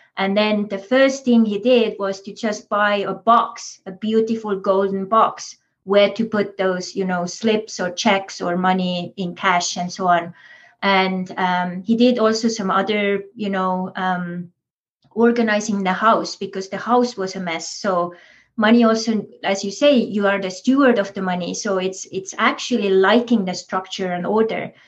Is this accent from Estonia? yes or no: yes; Estonia; moved away; also born or lived in Big Island, Hawaii; as coming from Estonia, I grew up in Soviet Estonia